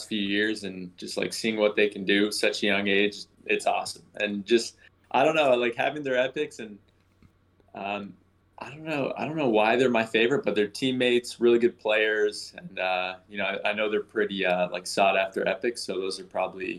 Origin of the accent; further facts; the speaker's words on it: Markham, Ontario, Canada; also born or lived in United States; I grew up in Markham, so it's just outside of Toronto